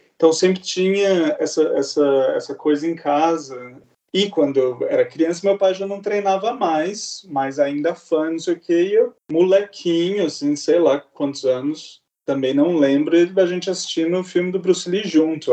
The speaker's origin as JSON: {"language": "Portuguese", "town": "Campinas", "region": "São Paulo", "country": "Brazil", "moved": "as an adult", "lives_now": "London, United Kingdom", "said": "eu sou, de Campinas"}